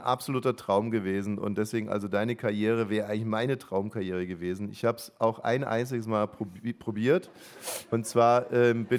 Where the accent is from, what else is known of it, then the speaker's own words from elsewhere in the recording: Ammersee, Bavaria, Germany; ich bin ja am Ammersee aufgewachsen